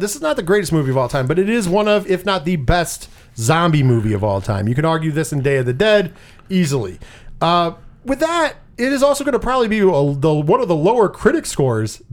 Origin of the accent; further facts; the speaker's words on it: Scotland, United Kingdom; I am Scottish